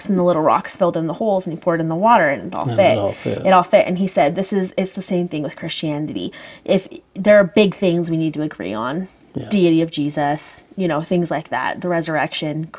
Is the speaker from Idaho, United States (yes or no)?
yes; Meridian, Idaho, United States; growing up in Meridian, Idaho, everybody's LDS